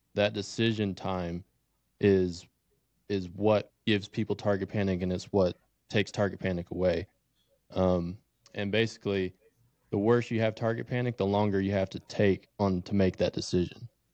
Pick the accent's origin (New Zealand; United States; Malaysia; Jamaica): United States; Tennessee; moved away as an adult; now in Wyoming, United States; I'm originally from Tennessee, grew up hunting whitetail